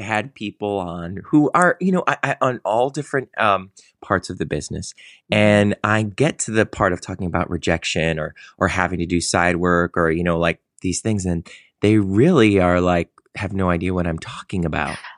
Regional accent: Cleveland, Ohio, United States; I grew up in Cleveland

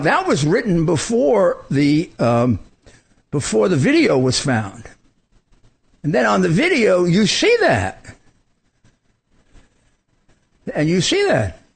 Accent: New York City, New York, United States; I come from Brooklyn

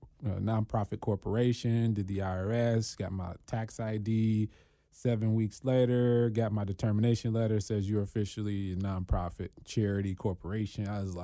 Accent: Cincinnati, Ohio, United States; born there; Yeah, born here in Cincinnati.

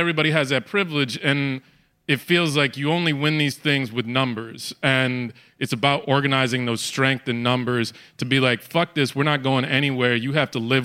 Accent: Texas, United States; also born or lived in New York; now in Brooklyn, United States; I was brought to Texas. I didn't have agency. Like, I was four.

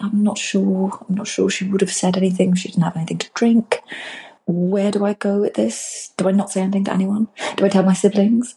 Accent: England, United Kingdom; as we English

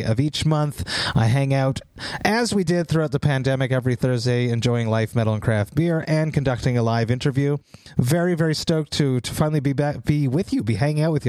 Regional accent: Montreal, Quebec, Canada; growing up in the Montreal metal scene

